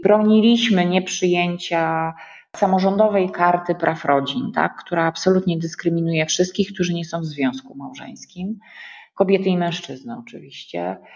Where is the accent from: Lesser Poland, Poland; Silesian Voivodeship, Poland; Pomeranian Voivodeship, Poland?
Pomeranian Voivodeship, Poland; Słupsk; also born or lived in Warsaw; jestem dziewczyną ze Słupska, nie wiem, chodziłam do normalnej podstawówki